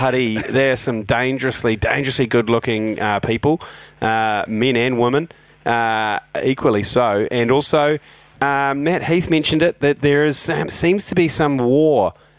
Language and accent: English; Waikato, New Zealand; growing up in the Mighty Waikato.